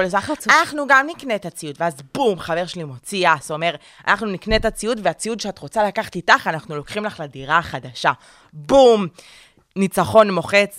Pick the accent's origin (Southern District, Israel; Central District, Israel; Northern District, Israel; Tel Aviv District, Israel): Tel Aviv District, Israel; Tel Aviv; now in Ramat Gan, Israel; אני גרה גרתי, גדלתי בתל אביב, ועברתי לרמת גן